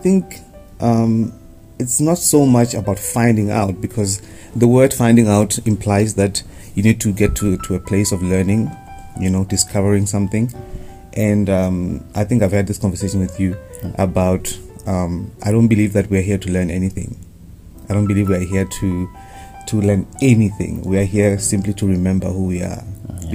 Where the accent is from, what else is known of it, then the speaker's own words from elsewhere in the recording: Vleifontein, Limpopo, South Africa; I come from Vleifontein, not Vleifontein.